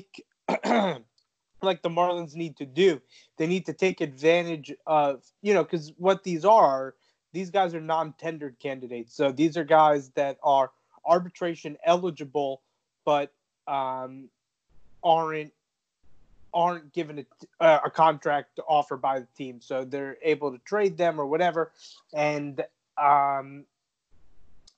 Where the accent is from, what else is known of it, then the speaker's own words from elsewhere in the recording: South Florida, United States; growing up in South Florida